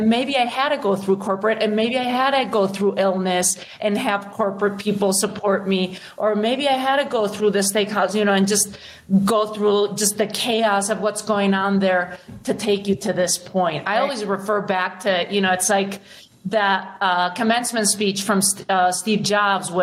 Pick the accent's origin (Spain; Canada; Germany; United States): Spain; moved away; I was born and raised in Spain